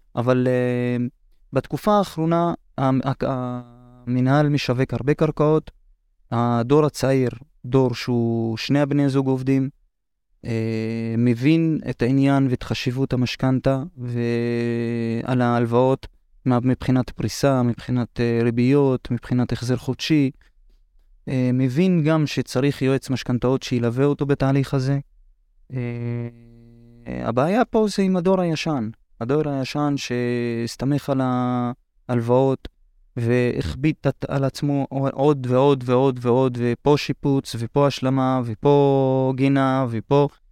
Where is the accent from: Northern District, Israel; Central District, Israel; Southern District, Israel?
Northern District, Israel; Hurfeish; אני מכפר חורפיש בצפון